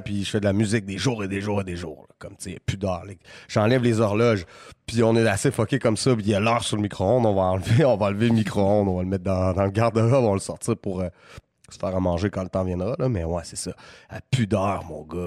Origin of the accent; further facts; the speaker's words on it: Quebec City, Quebec, Canada; C'était ma ville